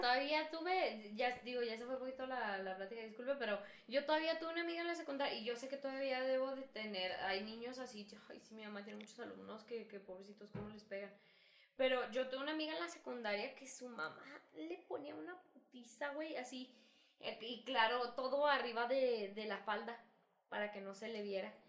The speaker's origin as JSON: {"language": "Spanish", "country": "Mexico", "said": "somos mexicanos"}